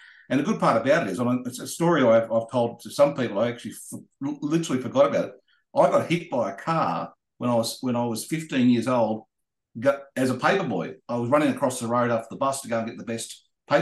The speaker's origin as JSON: {"language": "English", "town": "Sydney", "region": "New South Wales", "country": "Australia", "tie": "born or raised there", "said": "I lived in the western suburbs of Sydney. I lived in a place called Rivalmere, which is at the other side of Parramatta"}